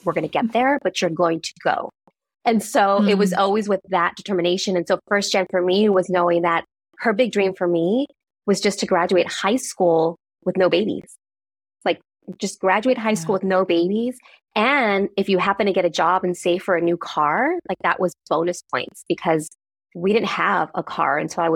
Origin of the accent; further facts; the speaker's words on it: San Francisco, California, United States; growing up in the San Francisco Mission District